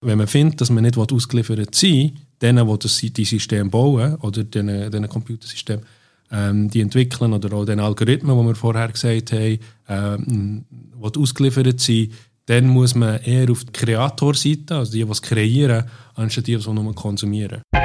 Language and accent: German; Bern, Switzerland; moved away as an adult; also born or lived in near Langnau im Emmental, Switzerland / London, United Kingdom; die ersten zehn Jahre bin ich in Barrow, also in der Nähe von Langnau im Emmental, äh, aufgewachsen